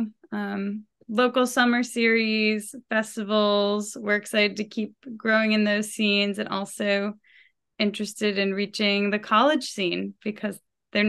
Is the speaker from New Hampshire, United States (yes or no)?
yes; Portsmouth, New Hampshire, United States; moved away; I'll be getting to play in my hometown